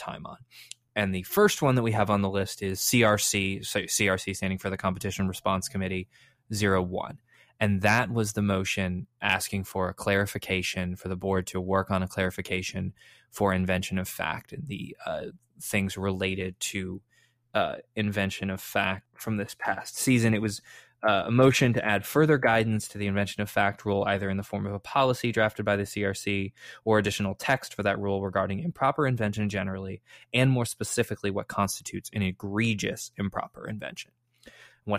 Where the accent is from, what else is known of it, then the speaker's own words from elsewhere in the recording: Chicago, Illinois, United States; I was born in Chicago. My family's all from Chicago.